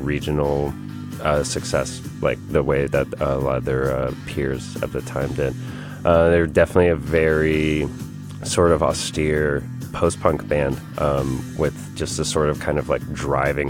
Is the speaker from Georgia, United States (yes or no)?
yes; Atlanta, Georgia, United States; I'm from Atlanta, Georgia